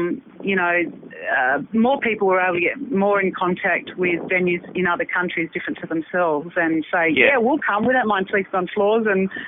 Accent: Sydney, New South Wales, Australia; now in Adelaide, Australia; No, I came over from Sydney.

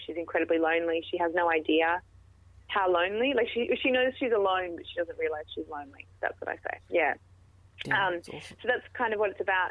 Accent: Perth, Western Australia, Australia; moved away as an adult; now in Sydney, Australia; I'm originally from Perth

